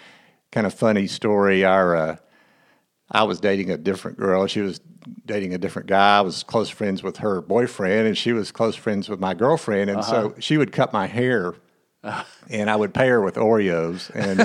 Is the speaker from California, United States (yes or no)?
no; Texas, United States; also born or lived in Tulsa, Oklahoma / Houston; Well, I grew up in Texas